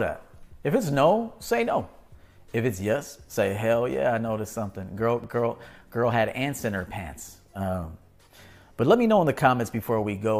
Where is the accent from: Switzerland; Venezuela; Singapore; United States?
United States; Chicago, Illinois; I'm from Chicago